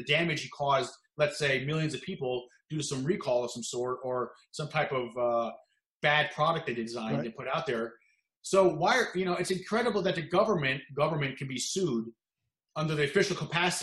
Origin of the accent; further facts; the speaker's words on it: New Jersey, United States; I'm from New Jersey